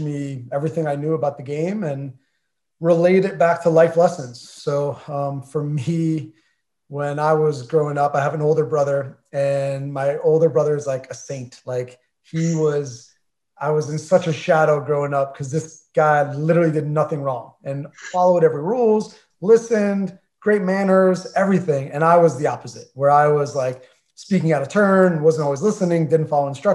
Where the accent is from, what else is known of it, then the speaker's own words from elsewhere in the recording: New Jersey, United States; moved away; we're all from Jersey